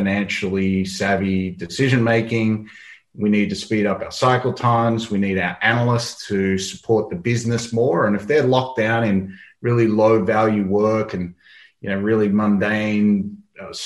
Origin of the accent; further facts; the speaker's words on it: Australia; I'm an Australian